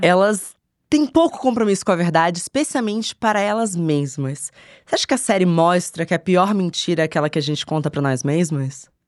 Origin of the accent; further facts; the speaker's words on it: Rio de Janeiro, Brazil; moved away as an adult; now in São Paulo, Brazil; nasci em São Paulo, mudei para o Rio de Janeiro quando eu tinha 10 anos